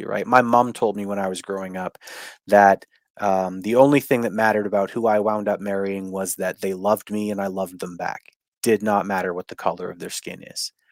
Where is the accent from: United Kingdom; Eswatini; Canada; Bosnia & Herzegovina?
Canada; I'm Canadian. I'm not talking as an American